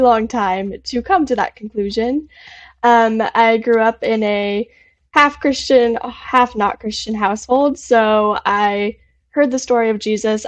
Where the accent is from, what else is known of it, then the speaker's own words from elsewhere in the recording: Arizona, United States; I am from Arizona